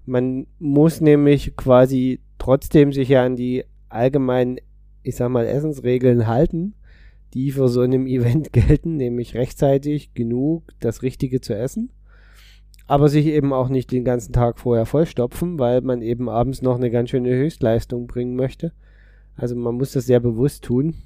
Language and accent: German; Berlin, Germany; bin als Berliner